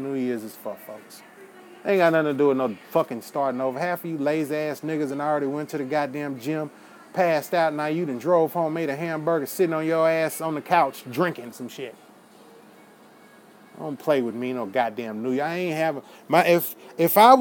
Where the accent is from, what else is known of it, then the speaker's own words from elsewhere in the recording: United States; as an American